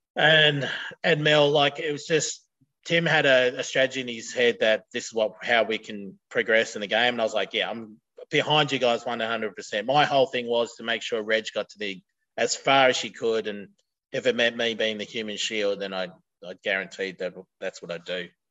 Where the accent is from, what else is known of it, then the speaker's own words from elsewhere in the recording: near Broken Hill / Silverton, New South Wales, Australia; now in Gold Coast, Australia; got married in Broken Hill or Silverton, which was 20 k's out of my hometown